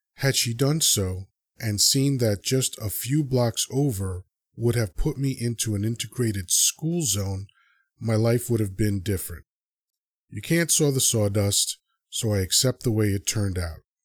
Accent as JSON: {"language": "English", "town": "New York City", "region": "New York", "country": "United States", "tie": "born or raised there", "also_born_or_lived": "Dominican Republic / Elmhurst, Queens", "said": "My earliest memories, even those in tableau, start in the heights. It's basically little D R with a bit more diversity. I'm so happy my formative years were spent there"}